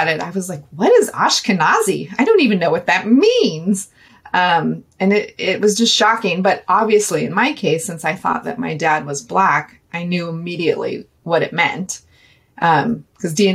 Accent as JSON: {"language": "English", "town": "Seattle", "region": "Washington", "country": "United States", "tie": "born or raised there", "said": "I grew up in Seattle, Washington"}